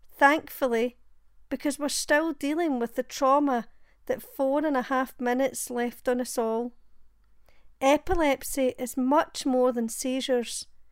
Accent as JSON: {"language": "English", "town": "Glasgow", "region": "Scotland", "country": "United Kingdom", "said": "I'm from Glasgow in Scotland"}